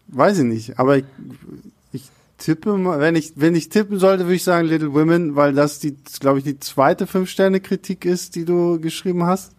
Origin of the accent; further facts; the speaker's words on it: Rostock, Mecklenburg-Vorpommern, Germany; first language German; now in Berlin, Germany; ich war zu dem Zeitpunkt gerade bei meinen Eltern zu Hause und in Rostock